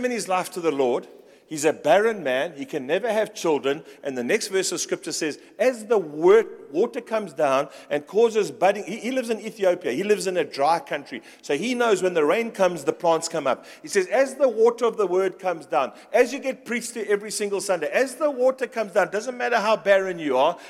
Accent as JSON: {"language": "English", "town": "Pretoria", "region": "Gauteng", "country": "South Africa"}